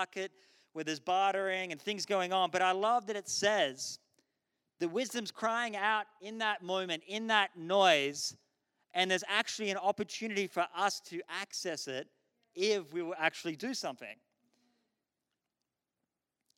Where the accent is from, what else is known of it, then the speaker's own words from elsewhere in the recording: Tasmania, Australia; I grew up in Tasmania